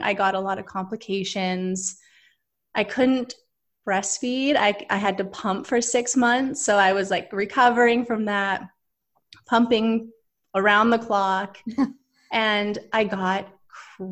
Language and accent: English; Vancouver, British Columbia, Canada; now in Los Angeles, United States; I live in LA right now, but I'm originally from Vancouver, Canada